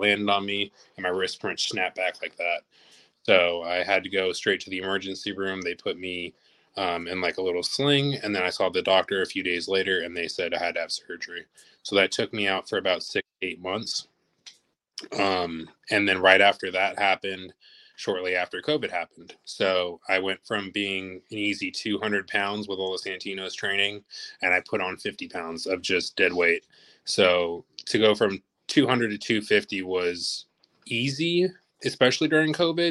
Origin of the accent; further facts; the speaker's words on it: Los Angeles, California, United States; moved away; I'm originally from Los Angeles, California.